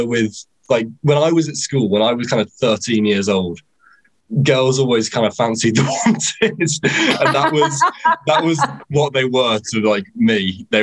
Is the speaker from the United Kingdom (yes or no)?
yes; Leicester / Nottingham, East Midlands, United Kingdom; I'm not from London. I'm from Leicester in Nottingham in the Midlands.